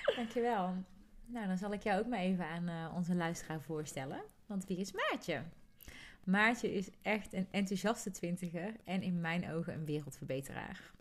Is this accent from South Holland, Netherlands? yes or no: no; North Brabant, Netherlands; accent: soft G; ik weet dat er sommige mensen ook kunnen genieten van mijn zachte G